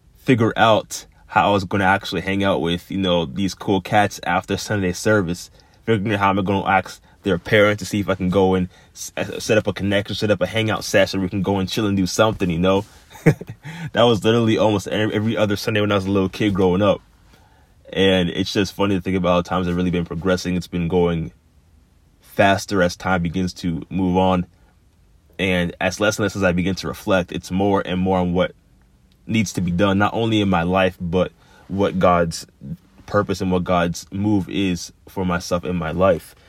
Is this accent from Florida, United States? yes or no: yes; Florida, United States; growing up in Florida